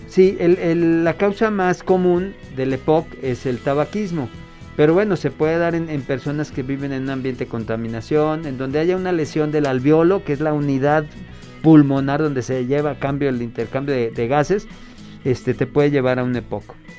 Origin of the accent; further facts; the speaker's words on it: Chihuahua, Mexico; yo soy de Chihuahua